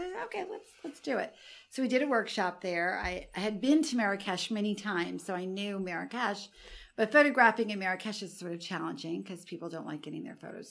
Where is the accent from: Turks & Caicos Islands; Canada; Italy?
Italy; Alassio, Liguria; And then I thought, well, we may as well do it in Italy, in my hometown in Alassio.